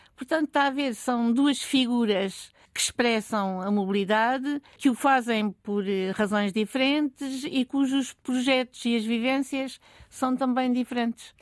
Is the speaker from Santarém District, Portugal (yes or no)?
no; Algarve, Portugal; also born or lived in Viseu area; now in Lisbon, Portugal; eu algarvia e vivendo em Lisboa